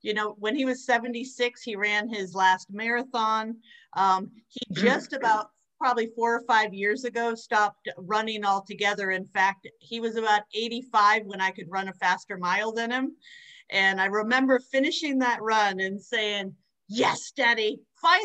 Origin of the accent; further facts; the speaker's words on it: New Hampshire, United States; moved away; I'm from New Hampshire originally